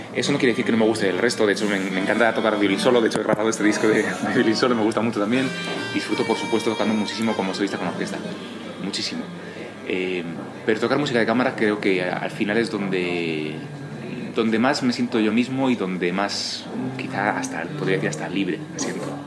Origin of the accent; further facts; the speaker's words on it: Spain; also born or lived in Germany / United States; yo soy español